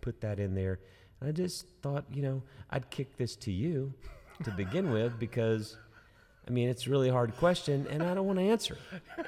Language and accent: English; United States; we've been placed as American Christians